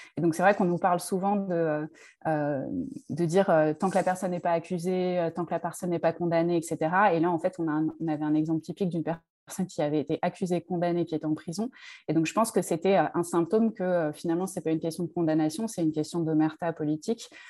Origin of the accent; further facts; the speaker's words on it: Draveil, Île-de-France, France; j'ai grandi à Draveil dans l'Essonne